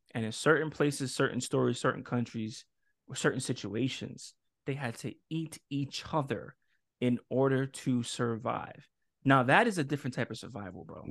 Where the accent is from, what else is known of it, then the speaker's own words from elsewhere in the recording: New York City, New York, United States; I come from New York City